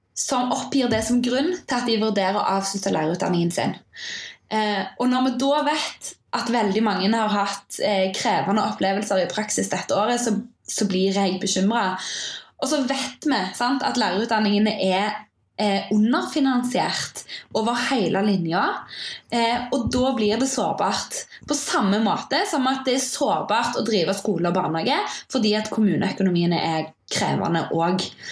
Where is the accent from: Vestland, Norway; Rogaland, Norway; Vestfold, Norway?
Rogaland, Norway; Stavanger; moved away as an adult; also born or lived in Bergen; now in Oslo, Norway; jeg kommer fra Stavanger.